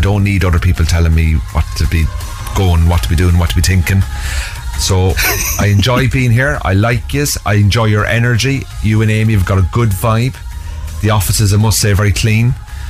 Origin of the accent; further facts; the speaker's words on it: Cork, Munster, Ireland; Well, see, I'm from Cork now, Dave, so, you know, we're a bit of rivalry